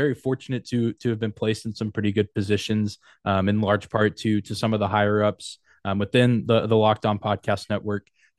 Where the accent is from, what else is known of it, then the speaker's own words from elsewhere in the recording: Lubbock, Texas, United States; I grew up in West Texas around in the Lubbock area. That's mm-hmm. where like Texas Tech University is, but not a big hockey town.